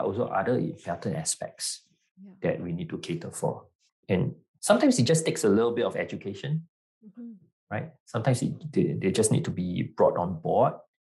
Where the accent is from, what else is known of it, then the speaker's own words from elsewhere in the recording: Singapore; also born or lived in New Zealand / London; Singapore. Born and bred in Singapore. Yeah, but I was educated in New Zealand and London as well